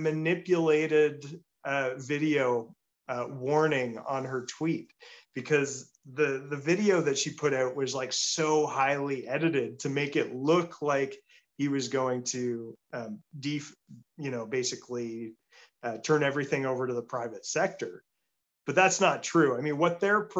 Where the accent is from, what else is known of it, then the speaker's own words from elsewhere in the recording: Peterborough, Ontario, Canada; my hometown of Peterborough